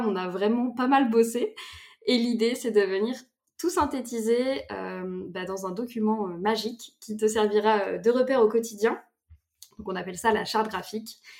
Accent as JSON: {"language": "French", "area": "between Nantes and Angers", "region": "Pays de la Loire", "country": "France", "tie": "born or raised there", "also_born_or_lived": "Bordeaux", "moved": "as an adult", "said": "j'habite du coup entre Nantes et Angers"}